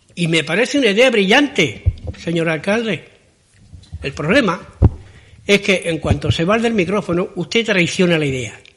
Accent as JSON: {"language": "Spanish", "town": "La Línea de la Concepción", "region": "Andalusia", "country": "Spain", "said": "somos españoles desde que los Neandertal vivían en las cuevas"}